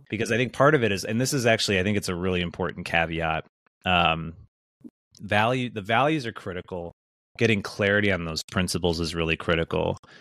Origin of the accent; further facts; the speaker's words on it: Wisconsin, United States; I grew up in the Midwest, uh, you know, grew up in Wisconsin